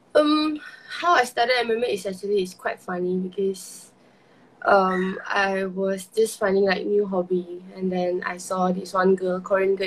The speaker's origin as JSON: {"language": "English", "country": "Malaysia", "said": "as a Malaysian"}